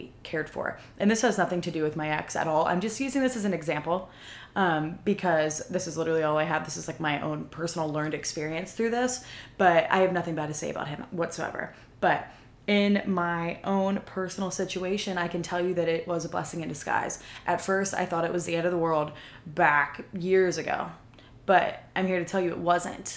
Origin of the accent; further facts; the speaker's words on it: Pennsylvania, United States; moved away as an adult; now in Texas, United States; moving to a different city hours away from my hometown. So from Pennsylvania to Texas.